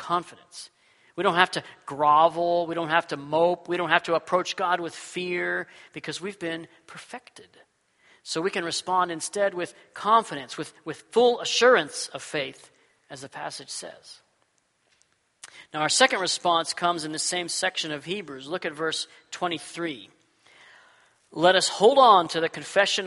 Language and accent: English; Texas, United States; now in Washington, United States; When I was a kid, I grew up in Texas